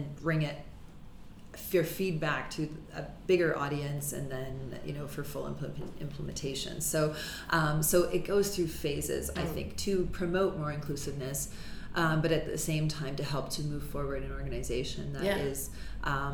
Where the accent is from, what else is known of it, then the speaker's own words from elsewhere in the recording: Mississauga, Ontario, Canada; I grew up in Mississauga